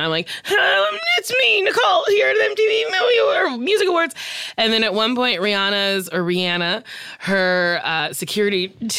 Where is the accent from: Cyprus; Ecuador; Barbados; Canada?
Barbados; We're both from Barbados.